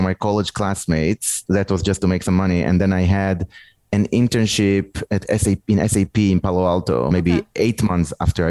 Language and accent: English; Israel; I grew up in Israel, but my family is also from France.